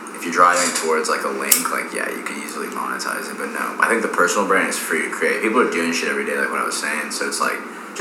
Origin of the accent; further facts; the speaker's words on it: California, United States; also born or lived in East Coast; now in Austin, United States; where we grew up. We're just kind of in a little bubble